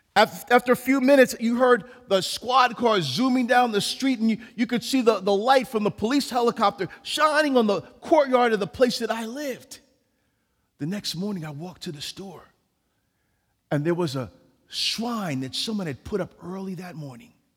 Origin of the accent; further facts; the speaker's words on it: New York City, New York, United States; I was born in New York City